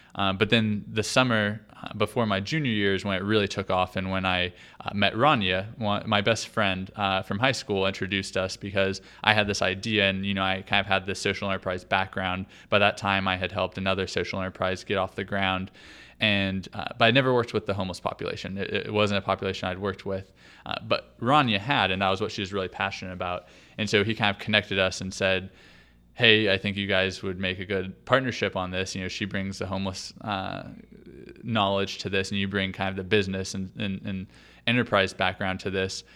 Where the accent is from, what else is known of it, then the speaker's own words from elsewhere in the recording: Oklahoma, United States; also born or lived in Nashville, Tennessee; I'm from from Oklahoma